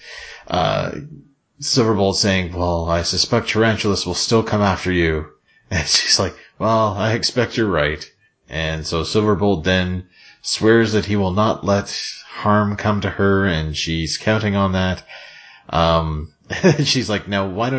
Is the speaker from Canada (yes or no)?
yes; Nova Scotia, Canada; I am literally from Nova Scotia, the home of maritimes.